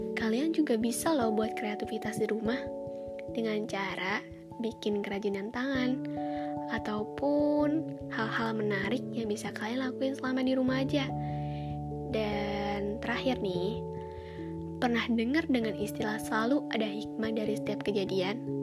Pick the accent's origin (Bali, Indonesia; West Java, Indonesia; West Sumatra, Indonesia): West Java, Indonesia; Karawang; Aku berasal dari kota Padi. Kalian tahu nggak? Iya, Karawang.